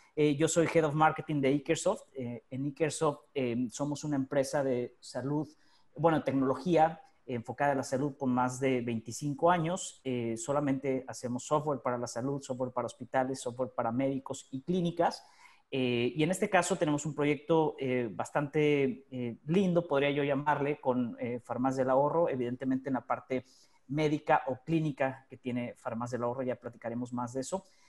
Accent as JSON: {"language": "Spanish", "country": "Mexico", "moved": "yes", "lives_now": "Buenos Aires, Argentina", "said": "los que somos mexicanos"}